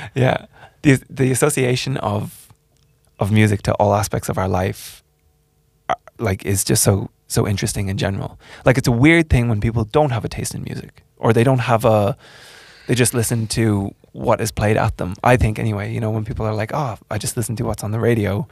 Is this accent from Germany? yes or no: no; Ireland; moved away; I'm from Ireland